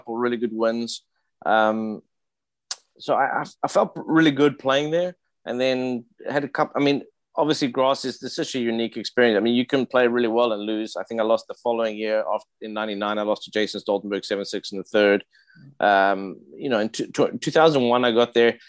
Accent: South Africa; moved away; we're both South African

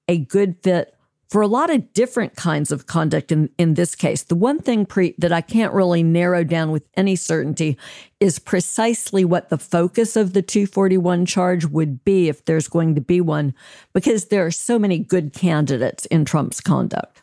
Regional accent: Alabama, United States; my home state of Alabama

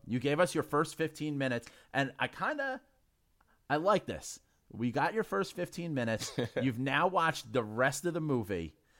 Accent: New York City, New York, United States; I'm a Irish guy from the Bronx

